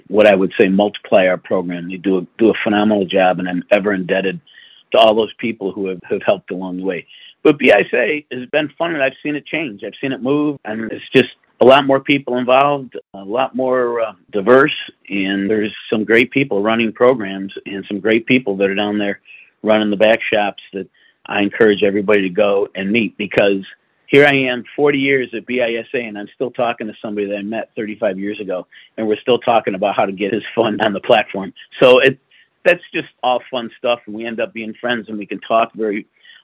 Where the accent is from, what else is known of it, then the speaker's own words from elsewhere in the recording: Buffalo, New York, United States; moved away; also born or lived in Birmingham, Alabama; I was a kid from Buffalo, New York, got to Birmingham, Alabama